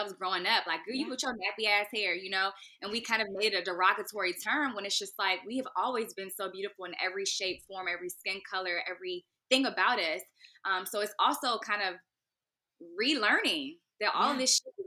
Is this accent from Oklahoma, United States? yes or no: no; Raleigh, North Carolina, United States; also born or lived in Washington, District of Columbia, United States / Bowie, Maryland; I was raised in North Carolina